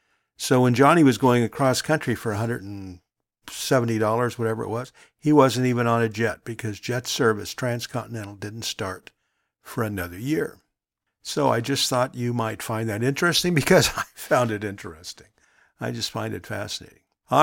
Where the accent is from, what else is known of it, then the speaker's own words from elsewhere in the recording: Long Beach, California, United States; my house where I grew up in Long Beach, California.